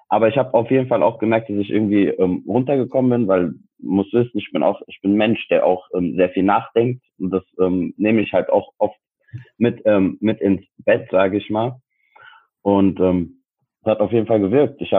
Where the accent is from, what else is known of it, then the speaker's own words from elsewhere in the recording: Frankfurt, Hesse, Germany; ich bin 27, ich wohne in Frankfurt, beziehungsweise ich komme aus Frankfurt